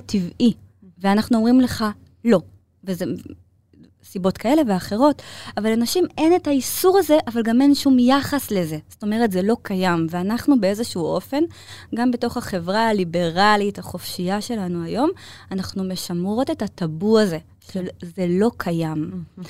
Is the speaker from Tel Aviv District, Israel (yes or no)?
yes; Ramat Gan, Tel Aviv District, Israel; also born or lived in Bnei Brak; גדלתי ברמת גן